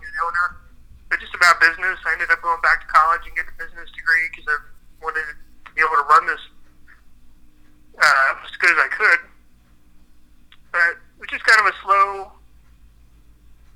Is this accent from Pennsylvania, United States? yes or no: yes; Carlisle, Pennsylvania, United States; also born or lived in Aspen, Colorado; I'm from Carlisle, and I grew up here, went to high school here